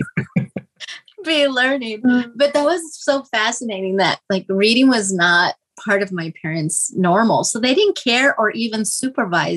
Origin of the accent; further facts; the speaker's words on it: Denver, Colorado, United States; we grew up in Swansea, which is like a lower income area in Denver, Colorado